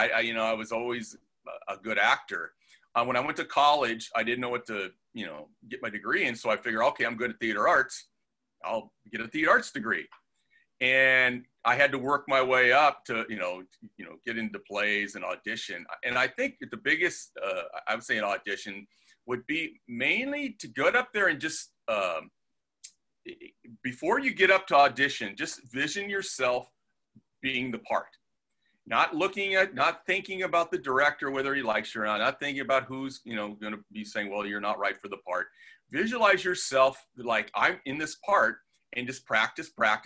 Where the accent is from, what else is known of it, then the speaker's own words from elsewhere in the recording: Torrance, California, United States; moved away as an adult; also born or lived in Redondo Beach / Manhattan Beach; now in Moorpark, United States; I grew up in Torrance, San Pedro area